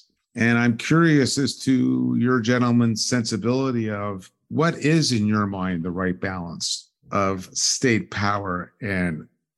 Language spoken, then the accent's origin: English; Canada; now in United States; I'm originally Canadian